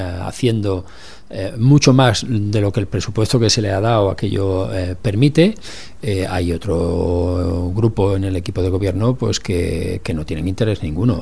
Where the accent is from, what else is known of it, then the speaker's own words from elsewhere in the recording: Barcelona, Catalonia, Spain; los que somos de Barcelona